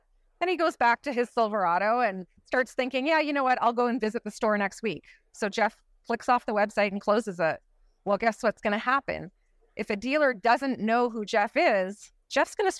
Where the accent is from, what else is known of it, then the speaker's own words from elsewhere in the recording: Canada; I'm also from Canada